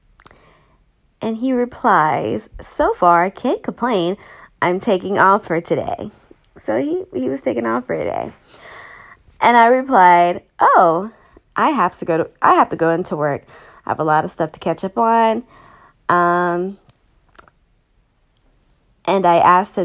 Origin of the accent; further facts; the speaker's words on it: Savannah, Georgia, United States; moved away; I'm from Savannah